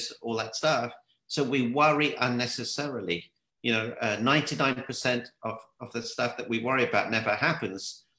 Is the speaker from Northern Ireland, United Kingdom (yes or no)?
no; London, United Kingdom; I'm from the UK. It's in London.